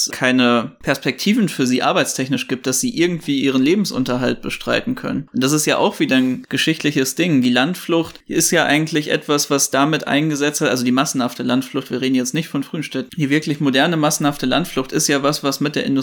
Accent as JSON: {"language": "German", "area": "Ruhr area", "region": "North Rhine-Westphalia", "country": "Germany"}